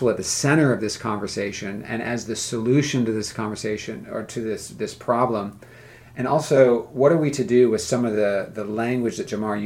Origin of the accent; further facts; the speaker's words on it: California, United States; now in the South, United States; I grew up in California